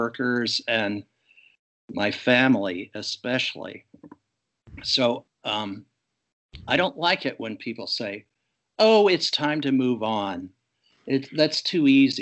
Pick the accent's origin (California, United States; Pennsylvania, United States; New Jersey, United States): Pennsylvania, United States; Pittsburgh; now in Fairfield, United States; in my hometown of Pittsburgh